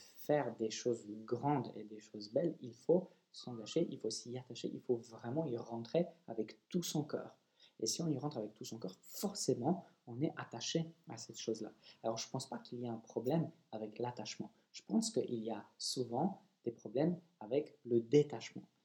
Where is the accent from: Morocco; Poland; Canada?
Poland; je suis polonais